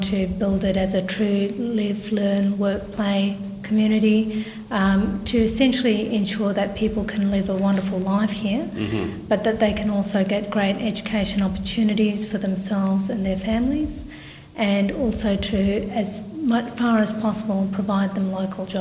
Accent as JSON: {"language": "English", "country": "Australia", "tie": "born or raised there", "also_born_or_lived": "Kuala Lumpur, Malaysia", "said": "I was born in Kuala Lumpur, but I did not live there very long. In fact, when I was one, we moved to Australia."}